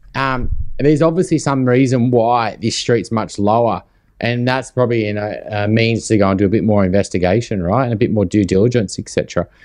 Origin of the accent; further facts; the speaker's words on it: Lambton, New South Wales, Australia; I grew up in New, in Lambton, so literally next door